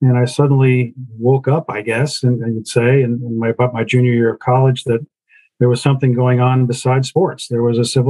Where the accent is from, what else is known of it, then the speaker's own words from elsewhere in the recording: Kansas, United States; moved away as an adult; also born or lived in New York; I was a Kansas kid. You know, I was born and raised in the Midwest.